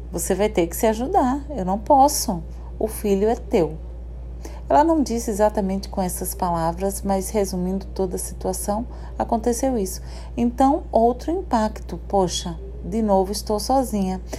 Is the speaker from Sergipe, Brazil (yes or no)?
yes; Sergipe, Brazil; now in Paraná, Brazil; no interior de, de Sergipe. E fomos, viemos para o Paraná. Hoje eu moro no Paraná, tá, gente? Eu não sou paranaense